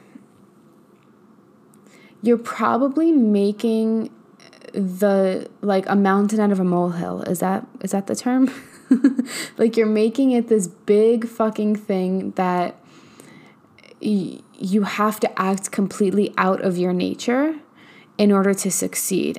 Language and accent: English; New York, United States; now in Texas, United States; I'm from New York where, like, and I currently live in Texas